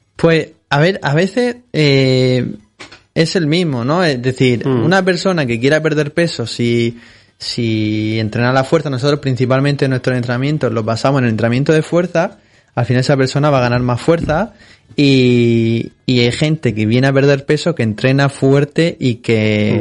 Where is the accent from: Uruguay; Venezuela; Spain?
Spain; Molina de Segura, Region of Murcia; yo también soy de Molina de Segura, como él